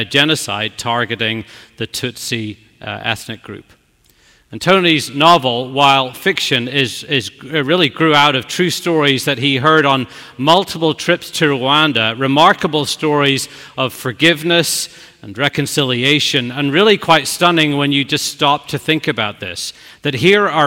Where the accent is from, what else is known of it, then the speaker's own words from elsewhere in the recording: Belfast, Northern Ireland, United Kingdom; moved away as an adult; now in New York, United States; old high school friends from long ago in Belfast